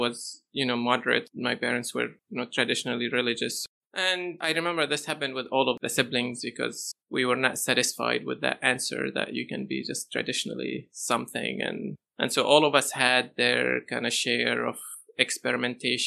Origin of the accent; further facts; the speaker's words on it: Ruhaiba, Rif Dimashq, Syria; moved away; also born or lived in Damascus, Syria; I grew up in a town called Ruhaiba in Syria